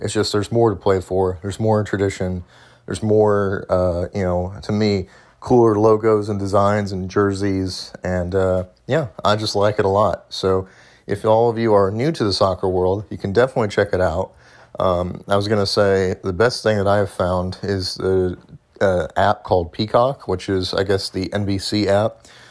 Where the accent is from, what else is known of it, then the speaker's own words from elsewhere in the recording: United States; as an American